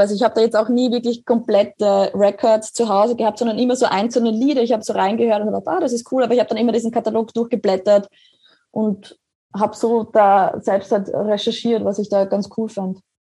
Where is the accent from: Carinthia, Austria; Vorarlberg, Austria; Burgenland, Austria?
Burgenland, Austria; Grodnau; also born or lived in Oberwart; now in Vienna, Austria; mein Elternhaus, also wo ich aufgewachsen bin, ist genau zwischen den zwei Kirchtürmen